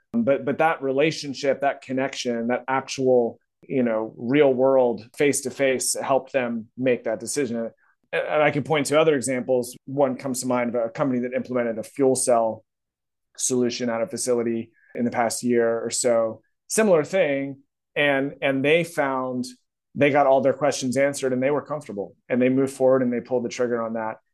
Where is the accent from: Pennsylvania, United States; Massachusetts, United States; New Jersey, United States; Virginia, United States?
Virginia, United States; I'm from Virginia, got my degree from Virginia Tech, uh, so that's kinda part of the country I'm from